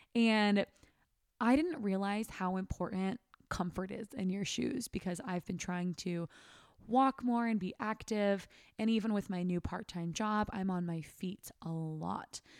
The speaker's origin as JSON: {"language": "English", "town": "Sacramento", "region": "California", "country": "United States", "tie": "born or raised there", "moved": "yes", "said": "I never want to live in Sacramento again. That's my hometown"}